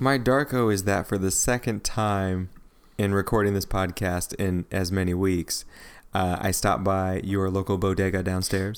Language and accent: English; St. Louis, Missouri, United States; moved away; I just came back from Saint Louis, Missouri, my hometown.